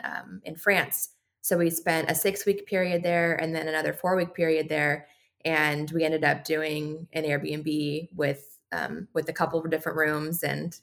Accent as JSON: {"language": "English", "town": "Palm Springs", "region": "California", "country": "United States", "tie": "born or raised there", "also_born_or_lived": "San Diego, California", "moved": "as an adult", "said": "I grew up in Southern California in Palm Springs area, and then moved to San Diego for college"}